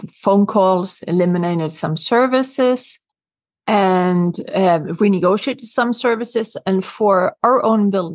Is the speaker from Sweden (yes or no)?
yes; Sweden; accent: Swedish; English is a second language; moved away as an adult; now in New York City, United States; Growing up in Sweden, I have always been big on taking care of the environment. And when I moved to New York in 1994